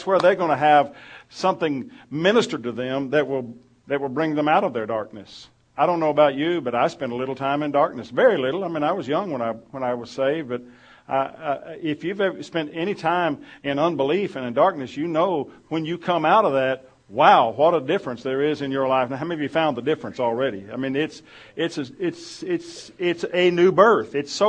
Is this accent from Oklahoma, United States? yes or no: yes; Oklahoma, United States; now in West Texas, United States; I came from Oklahoma. I wasn't, but I spent 15 years here, and now I can do two important things at once.